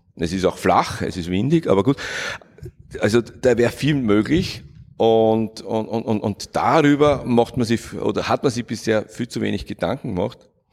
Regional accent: Vienna, Austria; Ich bin in Kagran aufgewachsen

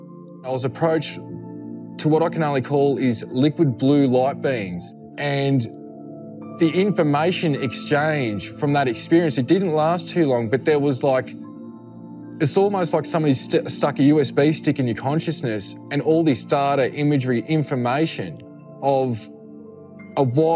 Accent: Australia; I'm from Australia

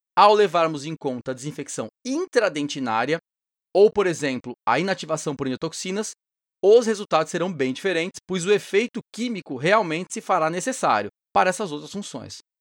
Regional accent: São Paulo, Brazil; de São Paulo, minha terra natal

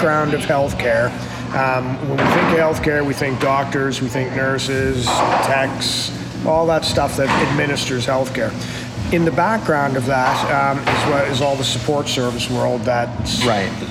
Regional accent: Halifax, Nova Scotia, Canada; I grew up in Halifax, Nova Scotia

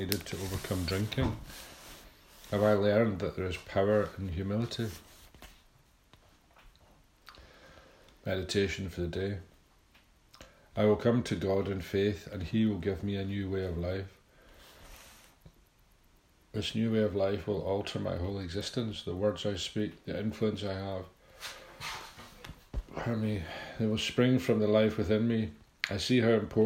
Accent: Scotland, United Kingdom; I'm Scottish

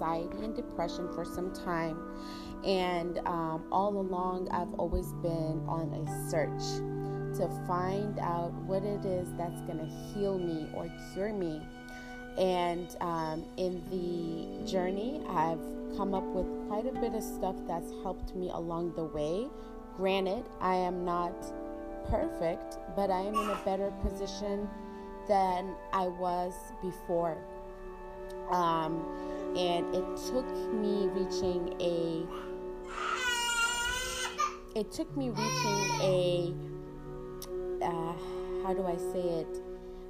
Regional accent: Virginia, United States; moved away; my hometown, Virginia

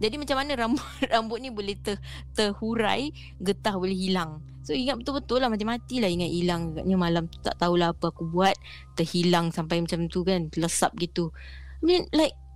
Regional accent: Singapore; I berasal daripada Masling situ Daripada my My rumah My block Kira jalan kaki turun bukit je Dah boleh nampak Johor

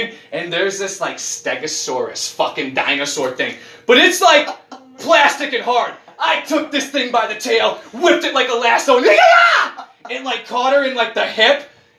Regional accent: United States; I'm American. That's what I am. I'm fucking American.

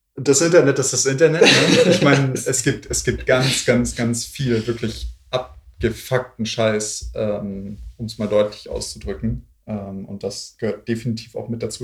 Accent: Swabia, Baden-Württemberg, Germany; accent: Swabian; now in Berlin, Germany; ich äh, Schwäbisch rede

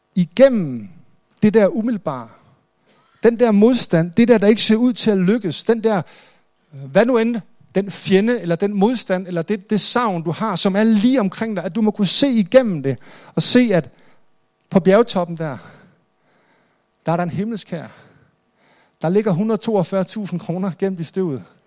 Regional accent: Jutland, Denmark; Jeg er selv jyde

